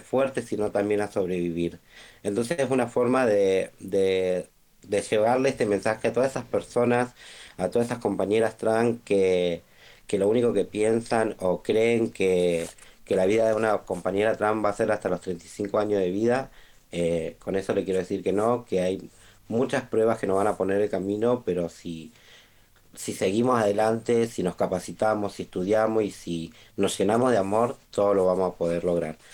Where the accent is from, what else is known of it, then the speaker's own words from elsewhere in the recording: Rosario, Santa Fe, Argentina; soy de Rosario